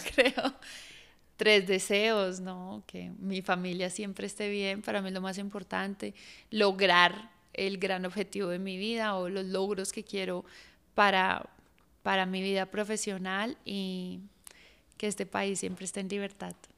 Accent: Colombia; tenemos como colombianos

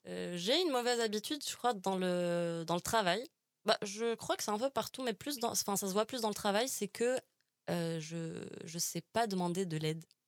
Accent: Algiers, Algiers Province, Algeria; now in Paris, France; je, suis algérienne, j'ai grandi à Alger

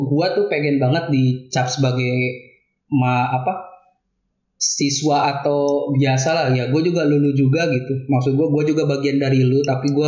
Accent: Kuningan, West Java, Indonesia; Oke, gue juga orang Kuningan, Cijoho gue.

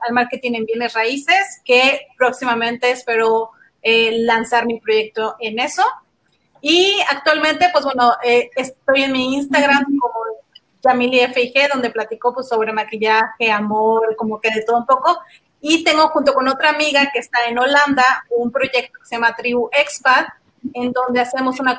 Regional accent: Cancún, Quintana Roo, Mexico; moved away as an adult; also born or lived in Mérida, Yucatán; now in Brownsville, United States; yo soy de Mérida, crecí en Cancún junto con mm. Carmen eh, y ahora vivo en Brownsville, Texas, que es frontera con México.

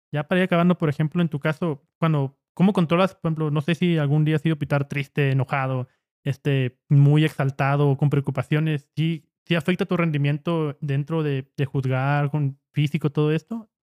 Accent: Ciudad Juárez, Chihuahua, Mexico; somos de Juárez

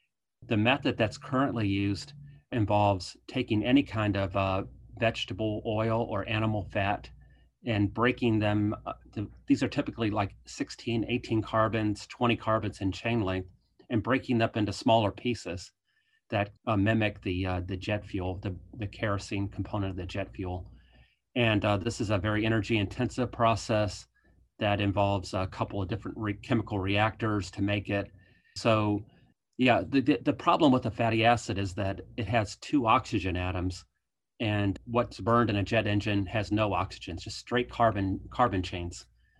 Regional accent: Virginia, United States; So I grew up in Eastern Virginia on a dairy farm, and we later shifted to growing corn and soybeans.

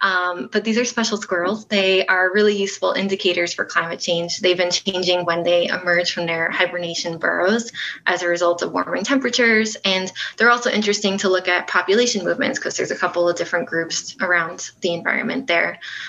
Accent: Nassau County, Long Island, New York, United States; moved away as an adult; Yeah, so I'm from New York. I grew up there and never left until I went away to college.

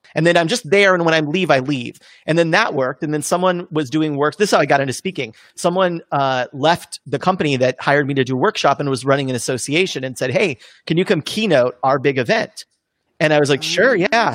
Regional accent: California, United States; now in Los Angeles, United States; I grew up in California-ish

